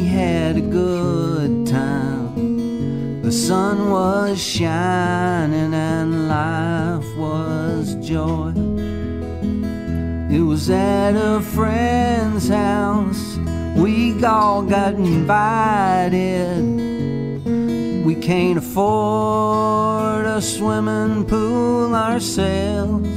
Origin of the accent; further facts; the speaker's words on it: Madisonville, Kentucky, United States; also born or lived in Sturgis, Kentucky / West Paducah, Kentucky; now in Nashville, United States; born and raised in Western Kentucky, born in Sturgis